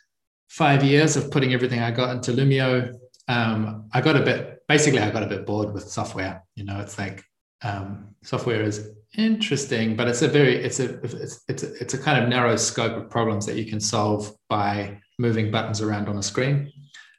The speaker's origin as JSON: {"language": "English", "country": "New Zealand", "tie": "born or raised there", "moved": "as an adult", "lives_now": "Italy", "said": "I'm from New Zealand. And I left about 5 years ago, and now I'm currently living in Italy. I grew up on a farm in a very remote part of a remote region in the remote country"}